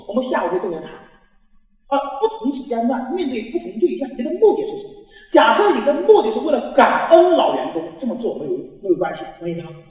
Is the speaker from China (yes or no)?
yes; China; 我们中国人有一个特质